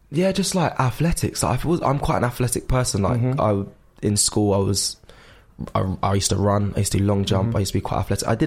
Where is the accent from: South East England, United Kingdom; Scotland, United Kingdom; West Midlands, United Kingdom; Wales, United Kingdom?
South East England, United Kingdom; Surrey; I was from Surrey, just a young boy who just wanted to do everything.